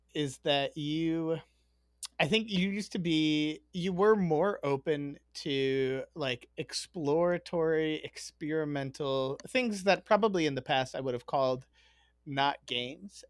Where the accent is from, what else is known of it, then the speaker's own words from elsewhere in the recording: Chicago, Illinois, United States; I grew up in Chicago